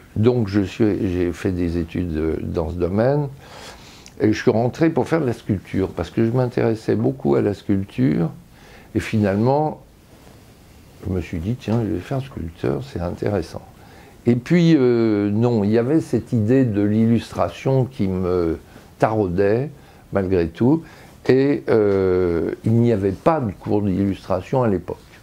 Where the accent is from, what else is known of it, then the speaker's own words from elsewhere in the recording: Lyon, Auvergne-Rhône-Alpes, France; now in Paris, France; Je viens de Lyon, non pas d'une vieille famille lyonnaise, je dirais, mais d'une demi-famille lyonnaise